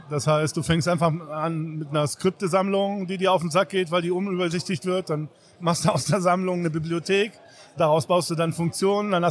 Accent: Seville, Andalusia, Spain; German is a second language; Ich bin aus Andalusien, aus Sevilla.

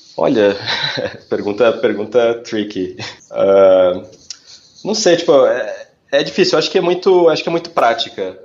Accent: Porto Alegre, Rio Grande do Sul, Brazil; moved away as an adult; eu sou originalmente de Porto Alegre, então eu trabalhava em agências em Porto Alegre

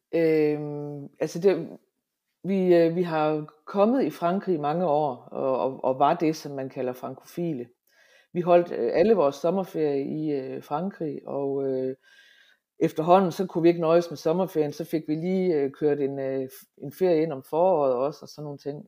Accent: Hammerum, Central Denmark Region, Denmark; accent: Central Jutlandic; also born or lived in Aalborg, Denmark; now in France; jeg er midtjyde

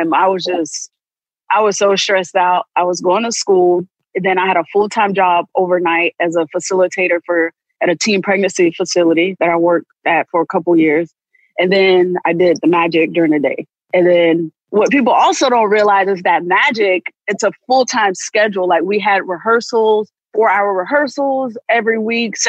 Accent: Sanford, Florida, United States; moved away as an adult; also born or lived in Tampa, Florida; I'm billed from Orlando, Florida, but I'm from actually from Sanford, Florida, which is a small town outside of Orlando. So come from a very close-knit family. So that was my first time away from home

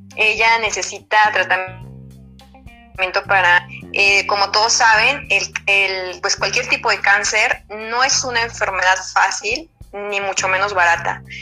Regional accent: Sonora, Mexico; somos aquí sonorenses

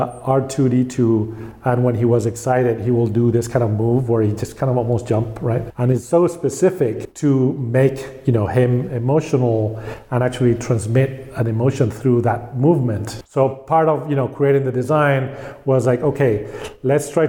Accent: Spain; I grew up in Spain

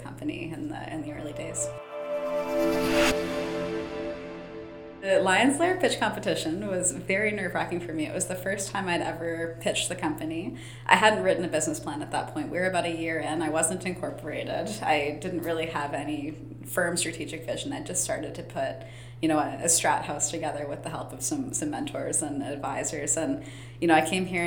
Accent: Ancaster, Ontario, Canada; also born or lived in London, Ontario; I grew up in Ancaster, just up the hill from Innovation Factory

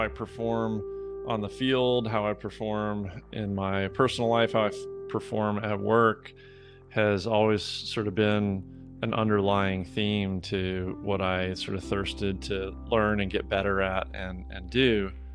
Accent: Georgia, United States; moved away; also born or lived in Midwest; I was born in the Midwest. I grew up most of my life in, in Georgia.

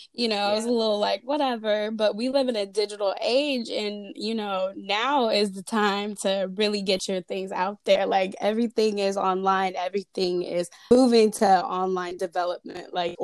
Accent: Fairfield, California, United States; I'm from Fairfield, California, repping the 707

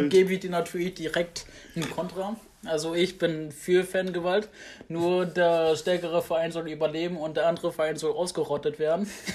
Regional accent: Germany; ich bin in Deutschland geboren, ich bin hier aufgewachsen

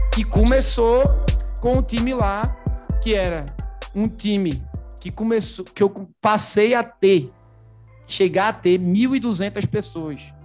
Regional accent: Recife, Pernambuco, Brazil; moved away; Eu, eu sou de Recife, natural de Recife

